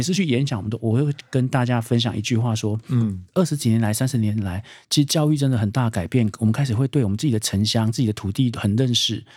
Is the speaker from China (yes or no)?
no; Taipei, Taiwan; 我们是台北人